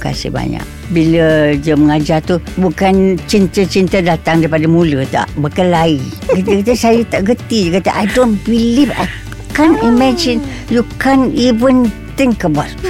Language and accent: Malay; Kuala Lumpur, Malaysia; moved away as an adult; also born or lived in Selangor / Singapore / Kedah; saya ni Daripada Kuala Lumpur Daripada kecil